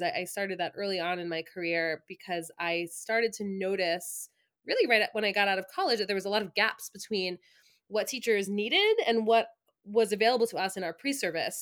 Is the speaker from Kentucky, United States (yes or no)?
no; Long Island, New York, United States; moved away as an adult; also born or lived in Ithaca, New York; now in central New York, United States; I am originally from Long Island